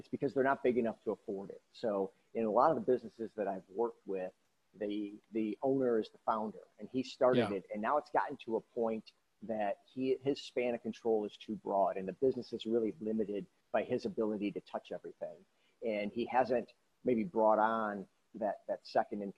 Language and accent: English; Milwaukee, Wisconsin, United States; I grew up in Milwaukee